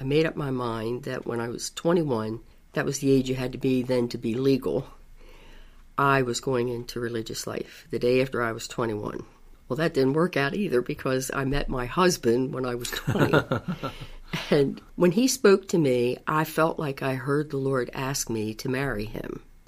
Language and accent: English; Baltimore County, Maryland, United States; I was born in Baltimore City, and about the age of 5, I moved to Baltimore County